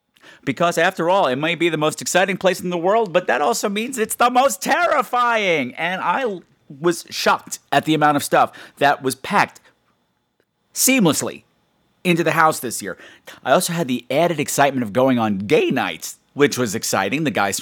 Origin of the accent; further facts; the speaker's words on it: New York City, New York, United States; it would not be Halloween season in New York City without a trip to one of my hometown's famous haunted houses.